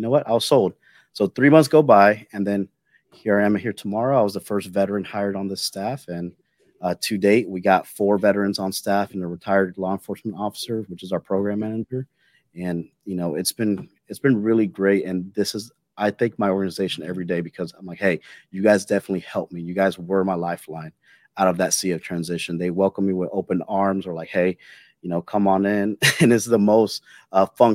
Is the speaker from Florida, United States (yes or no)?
yes; Jacksonville, Florida, United States; moved away as an adult; I'm originally from the Jacksonville area, so I knew I wanted to go back home